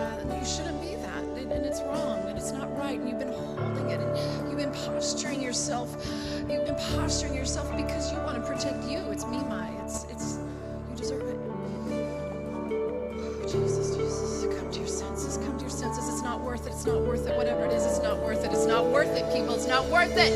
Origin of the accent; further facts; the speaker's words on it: United States; I am an American